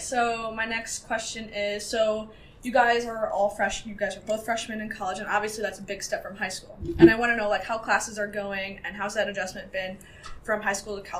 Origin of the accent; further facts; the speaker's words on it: Chicago, Illinois, United States; I'm an 18-year-old podcaster from Chicago.